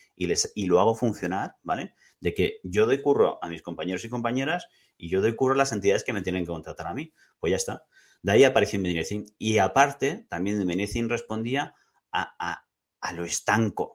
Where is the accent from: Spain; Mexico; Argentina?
Spain; Madrid, Community of Madrid; also born or lived in Barcelona; now in Tarragona, Spain; Yo soy de Madrid